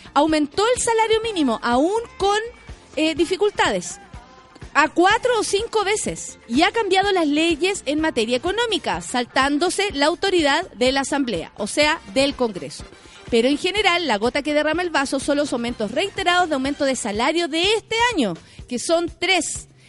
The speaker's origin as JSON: {"language": "Spanish", "country": "Chile", "said": "como ciudadana chilena"}